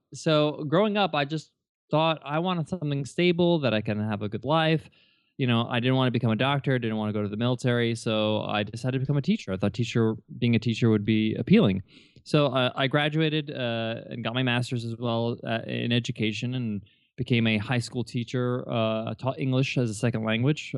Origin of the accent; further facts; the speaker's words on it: New York, United States; I was born and raised in New York